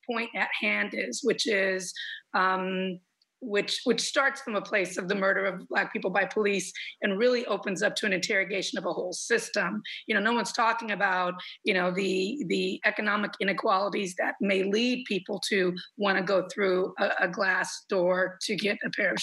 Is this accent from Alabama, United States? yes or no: no; Los Angeles, California, United States; also born or lived in Compton / Long Beach / Lynwood; we grew up in the South Cities of Los Angeles.